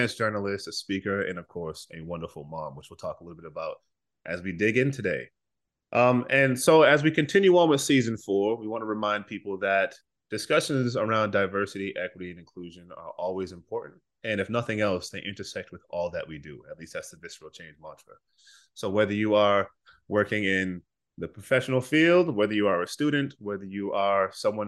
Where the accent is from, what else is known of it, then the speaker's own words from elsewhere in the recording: Boston, Massachusetts, United States; moved away; I'm from Boston originally